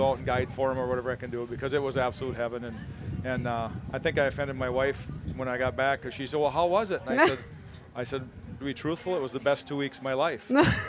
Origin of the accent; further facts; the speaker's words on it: Wisconsin, United States; we grew up in Wisconsin where I got an 82-acre lease that I hunt